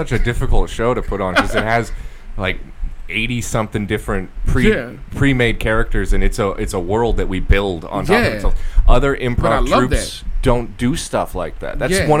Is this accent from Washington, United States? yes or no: yes; Olympia, Washington, United States; I grew up in Olympia. Yeah, I grew up close to, like, Priest Point Park.